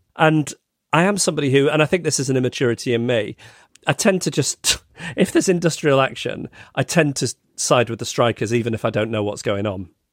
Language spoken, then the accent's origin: English; England, United Kingdom; as an English person